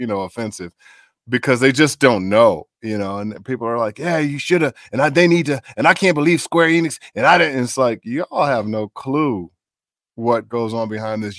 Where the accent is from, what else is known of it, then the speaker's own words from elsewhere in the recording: Chicago, Illinois, United States; moved away as an adult; also born or lived in Minneapolis; My folks are from the South, but I grew up in Chicago